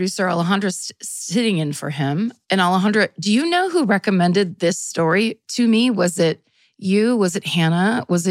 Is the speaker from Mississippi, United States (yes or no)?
no; California, United States; we're from California